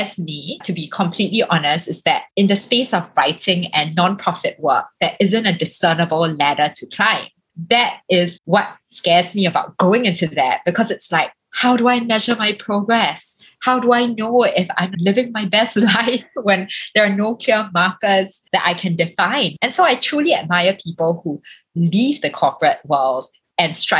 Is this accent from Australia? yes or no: no; Singapore; I am a Singaporean